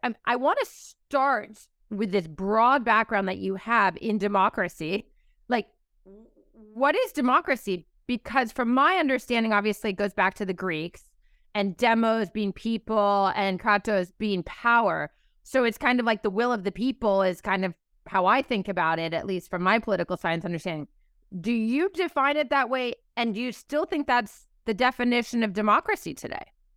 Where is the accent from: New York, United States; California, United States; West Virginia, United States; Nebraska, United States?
California, United States; my home state of California